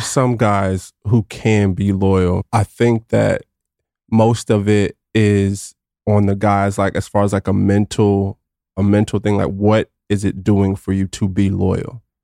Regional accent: Garland, Texas, United States; also born or lived in Austin, Texas; from Garland, Texas, not too far from here, right outside of Dallas

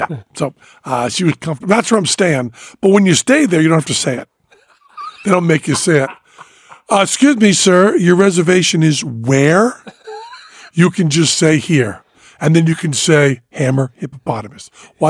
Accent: Massachusetts, United States; now in Las Vegas, United States; I'm from Massachusetts.

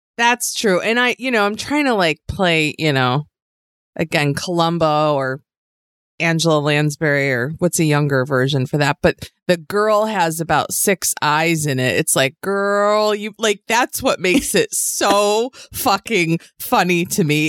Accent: outside of Buffalo, New York, United States; I grew up in a small town that you wouldn't recognize outside of Buffalo

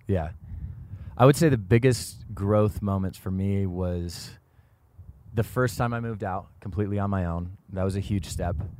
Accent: Washington, United States; now in Los Angeles, United States; I was born and raised in Washington State, and this just kind of feels like home to me

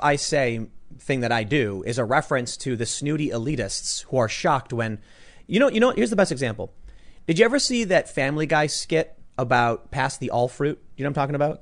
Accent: Chicago, Illinois, United States; I'm from Chicago

